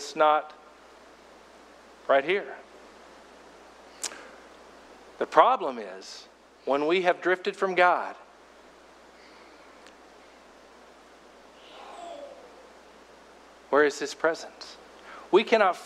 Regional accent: Fort Smith, Arkansas, United States; I went to a, you know, fairly traditional, sophisticated Baptist church growing up in Fort Smith, Arkansas

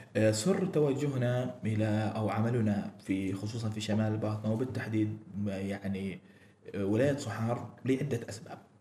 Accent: Oman; عندنا في عمان

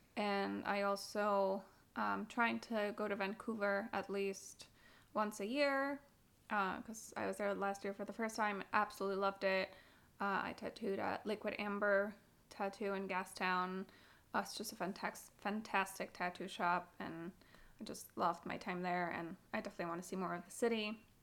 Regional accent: Bogotá, Colombia; growing up in Colombia, and um, it's something that I took from living in Colombia for my entire life

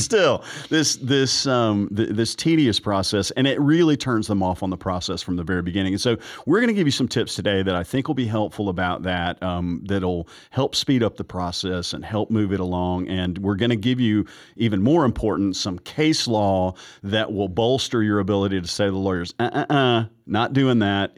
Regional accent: the South, Southern United States, United States; I'm a Southerner and I'm practicing in Georgia

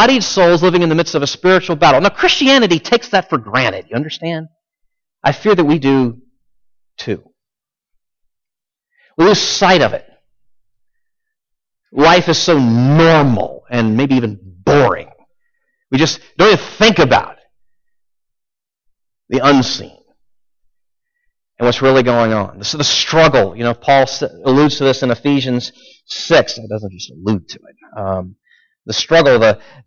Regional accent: United States; we're Americans. We're American tourists

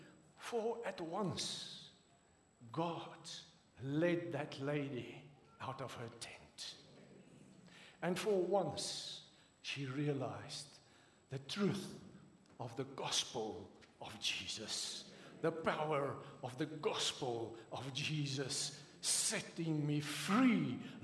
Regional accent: South Africa; accent: Afrikaans; first language Afrikaans; English is a second language; I'm not English speaking

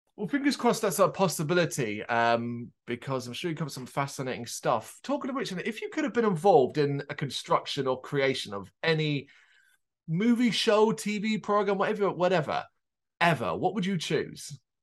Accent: Ireland; I am, uh, Irish born. That is my home country

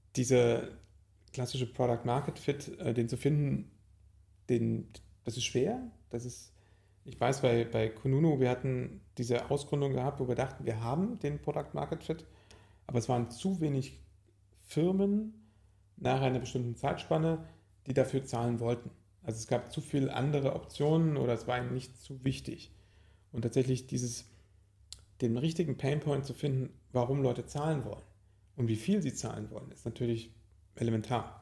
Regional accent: Leipzig, Saxony, Germany; Ursprünglich bin ich in Leipzig geboren und bin eigentlich auch immer dort und immer wieder dort

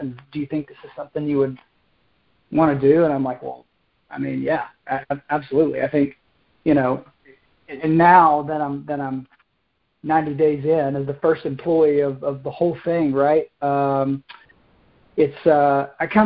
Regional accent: Maryville, Tennessee, United States; moved away as an adult; now in Charlotte, United States; I grew up right outside of Knoxville in a town called Maryville

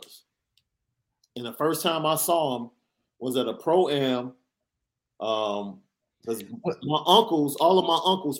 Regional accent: Chicago, Illinois, United States; I'm from Chicago

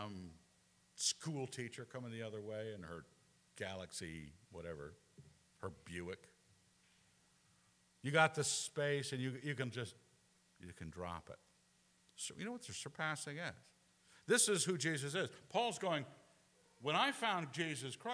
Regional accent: Scotland, United Kingdom; moved away; I'm still a Scot

